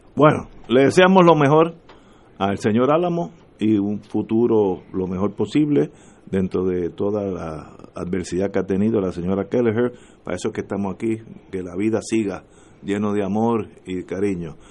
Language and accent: Spanish; Puerto Rico